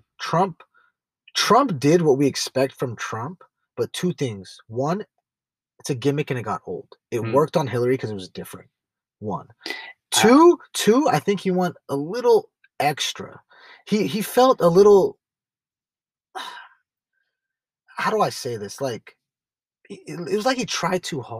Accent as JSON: {"language": "English", "town": "San Jose", "region": "California", "country": "United States", "tie": "born or raised there", "said": "San Jose, California. Born"}